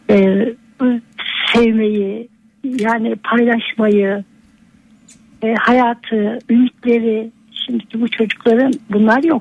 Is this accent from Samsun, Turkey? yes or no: no; Ankara, Turkey; moved away as an adult; also born or lived in Europe; Doğup büyüdüğüm yere geldim yeni mahalleye.